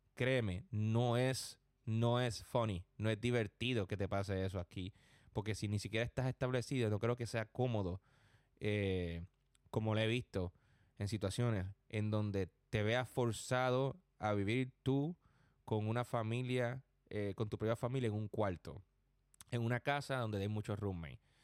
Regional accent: Puerto Rico; now in New York, United States; Yo soy puertorriqueño

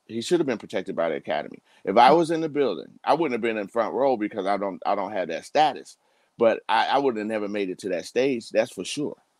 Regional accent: United States; we as African American men

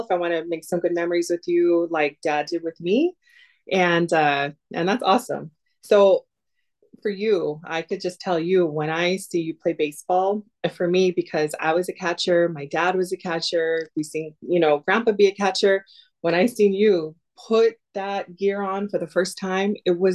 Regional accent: Los Angeles, California, United States; now in Buffalo, United States; growing up in Los Angeles

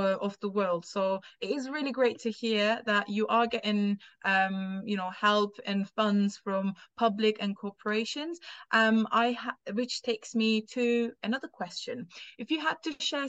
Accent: Turkey; English is a second language; now in United Kingdom; I'm not from here. I'm from Turkey.

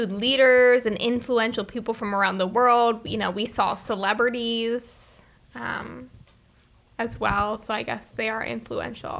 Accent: United States; I'm American

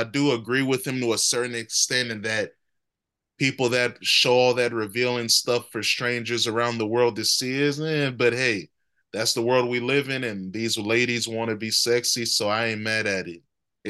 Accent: United States; I'm an American.

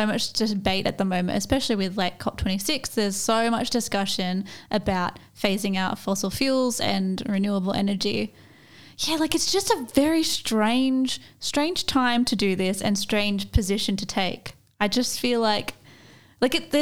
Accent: Australia

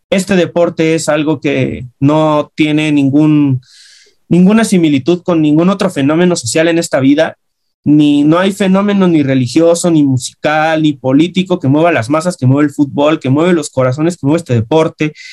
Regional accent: Mexico City, Mexico; Yo soy del centro de la Ciudad de México

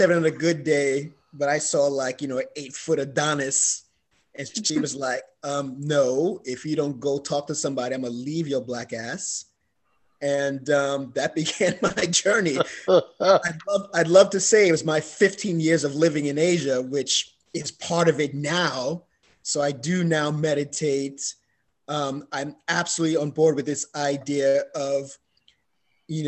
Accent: New York City, New York, United States; I grew up in the Bronx

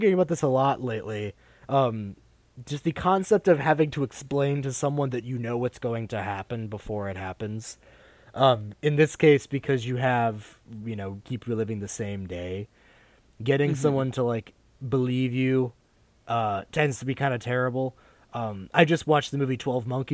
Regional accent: United States; we experience as like American students

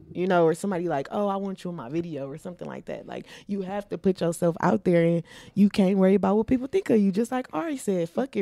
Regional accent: Milwaukee, Wisconsin, United States; I was born and raised here in Milwaukee, Wisconsin

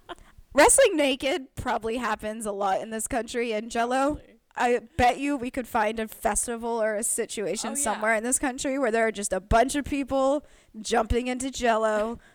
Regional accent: United Kingdom; I can't do a diaper situation or even act like a baby because I am too British, too refined.

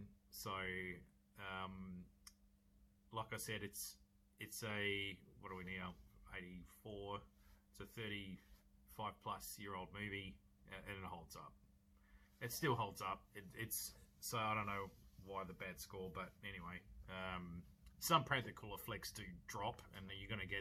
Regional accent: Australia; accent: Australian; I'm an Aussie

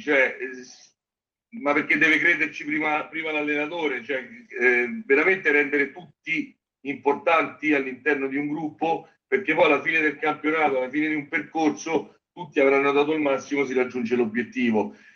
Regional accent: Genazzano, Lazio, Italy; io sono di Genazzano

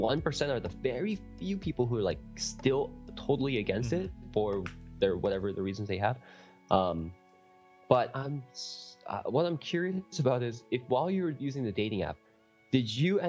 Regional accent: Canada; also born or lived in South Korea; I was actually born in Korea, but I moved at a really young age, and I am Canadian, so I'm not American

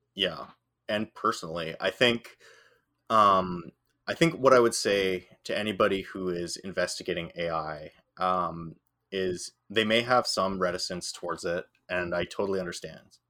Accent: Northern Ireland, United Kingdom; I'm from, I'm Northern Irish

